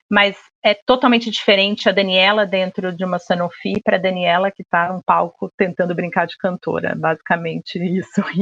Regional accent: Rio de Janeiro, Brazil; now in São Paulo, Brazil; eu sou carioca, tá? Mas é que eu já tô mais apaulistada do que, do que carioca.

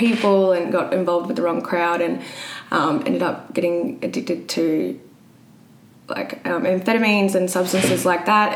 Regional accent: Brisbane, Queensland, Australia; I'm from Brisbane

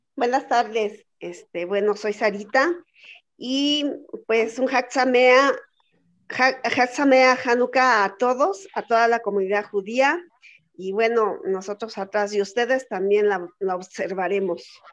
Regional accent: Mexico; los que estamos aquí en México, somos judíos mexicanos o mexicanos judíos

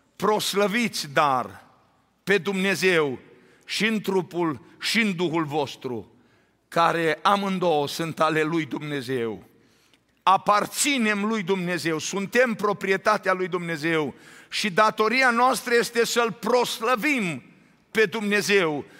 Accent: Romania; now in Arizona, United States; de când am plecat din țară

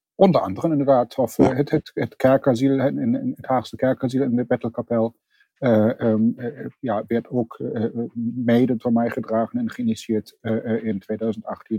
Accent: Germany; accent: German; Dutch is a second language; now in The Hague, Netherlands; Ik eh, ben van oorsprong Duits. Dat kunt u misschien nog horen aan mijn accent. Dat eh, leer ik niet meer af.

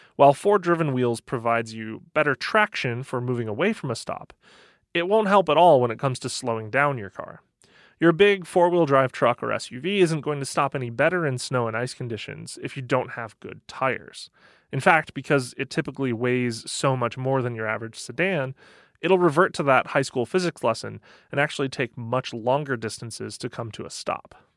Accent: Michigan, United States; I grew up in Michigan

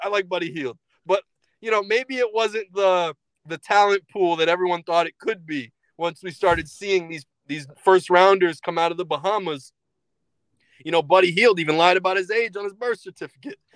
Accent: Springfield, Massachusetts, United States; We grew up in Springfield, Massachusetts

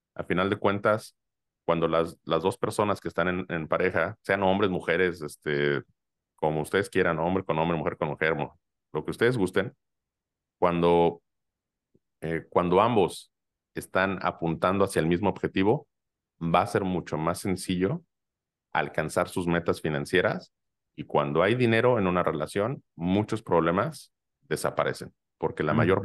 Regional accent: Mexico; toda esa idiosincrasia que, tenemos como, em, como, como mexicanos

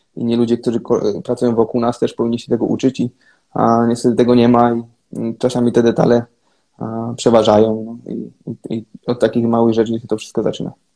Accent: Gdańsk, Pomeranian Voivodeship, Poland; also born or lived in Kraków; now in Třinec, Czech Republic; pochodzę z Gdańska, tam zaczynałem swoją, swoją przygodę z hokejem

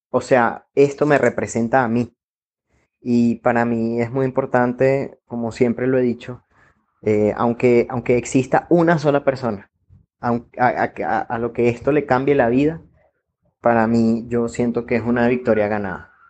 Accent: Venezuela; moved away as an adult; now in Colombia; soy venezolano. Llegué a Colombia el 16 de enero del 2018.

